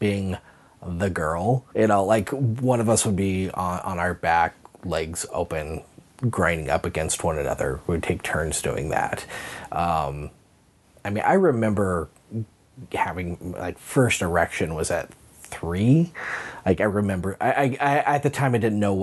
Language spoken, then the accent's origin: English; Hayden Lake, Idaho, United States; originally I am from Hayden Lake, Idaho. So I was probably 6 years old. It was in basically what became my hometown